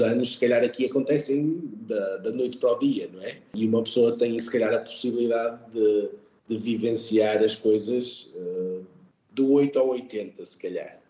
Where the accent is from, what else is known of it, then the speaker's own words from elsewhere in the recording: Portugal; moved away as an adult; also born or lived in England; now in Riyadh, Saudi Arabia; sempre me senti bem-vindo aqui uh, como português